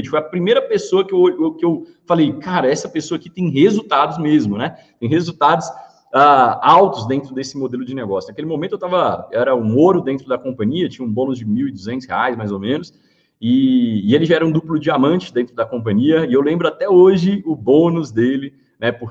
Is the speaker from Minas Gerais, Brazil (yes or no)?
yes; Montes Claros, Minas Gerais, Brazil; eu sou de Minas Gerais, né? Então sou mineiro. Saí do interior de Montes Claros